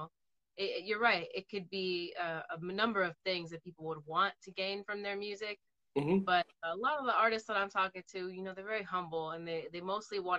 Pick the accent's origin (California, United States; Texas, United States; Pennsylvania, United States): California, United States; the Bay Area; I'm from the Bay too